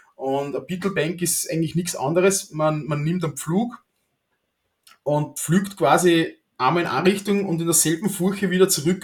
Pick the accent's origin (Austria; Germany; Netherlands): Austria; als, als Österreicher